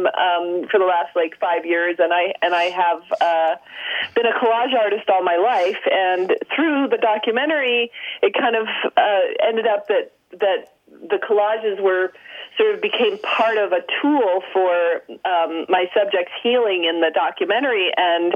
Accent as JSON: {"language": "English", "town": "Los Angeles", "region": "California", "country": "United States", "tie": "born or raised there", "also_born_or_lived": "Texas", "said": "I grew up in Los Angeles. I was born in Texas, but I grew up in Los Angeles"}